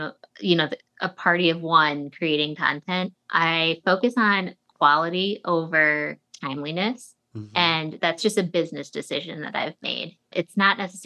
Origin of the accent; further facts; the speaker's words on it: Chicago, Illinois, United States; also born or lived in New York; now in Chicago, United States; I was born and raised in Chicago